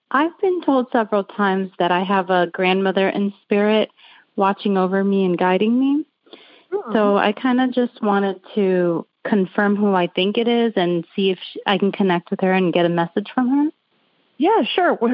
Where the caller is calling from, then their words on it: Lakeland, Florida, United States; I'm calling from Lakeland, Florida.